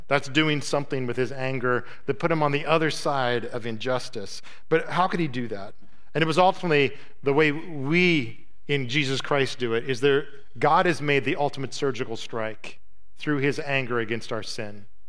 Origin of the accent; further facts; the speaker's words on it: United States; as an American